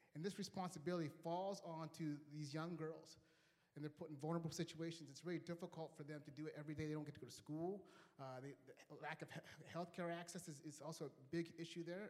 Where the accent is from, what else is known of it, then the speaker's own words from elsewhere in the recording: Kenya; I was born in Kenya